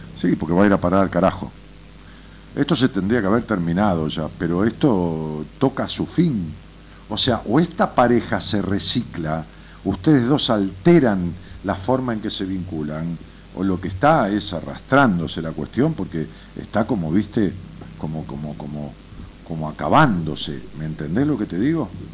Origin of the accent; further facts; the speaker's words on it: Merlo, Buenos Aires Province, Argentina; Merlo Buenos Aires